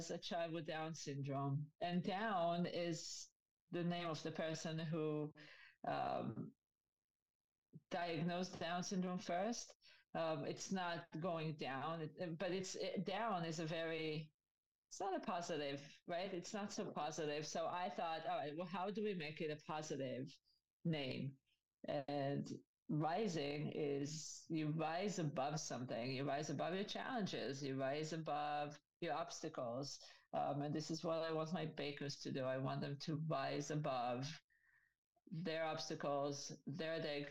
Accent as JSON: {"language": "English", "country": "Israel", "tie": "born or raised there", "moved": "as an adult", "lives_now": "New York, United States", "said": "I grew up in Israel, and I moved here to go to school at the age of 24."}